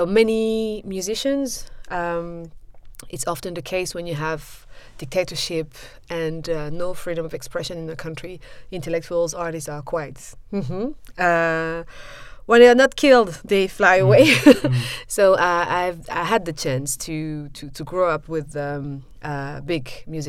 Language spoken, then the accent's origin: English; Brussels, Brussels-Capital Region, Belgium; moved away as an adult; also born or lived in Liège / Mons; I'm born in Brussels and then I studied in Liège